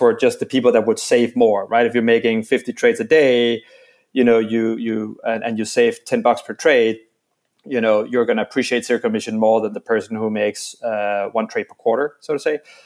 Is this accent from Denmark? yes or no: yes; Denmark; now in New York, United States; I'm from Denmark, and and are now in New York